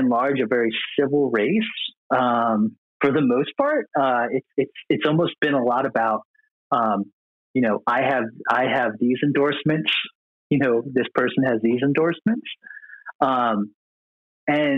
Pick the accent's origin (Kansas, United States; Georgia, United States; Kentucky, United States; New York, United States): Georgia, United States; Atlanta; I'm from Atlanta